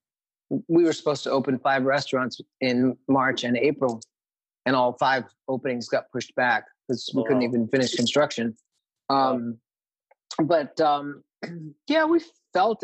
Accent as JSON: {"language": "English", "region": "Maine", "country": "United States", "tie": "born or raised there", "also_born_or_lived": "New Haven, Connecticut / Milford, Connecticut / New York City", "moved": "as an adult", "lives_now": "Venice, Los Angeles, United States", "said": "I was born in New Haven, lived in Milford for my first year, and then in Maine until after college."}